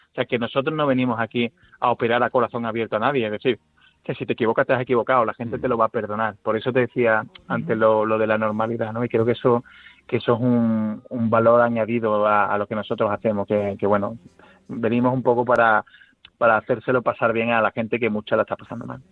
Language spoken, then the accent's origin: Spanish; Seville, Andalusia, Spain; moved away; also born or lived in Guadalajara; mi tierra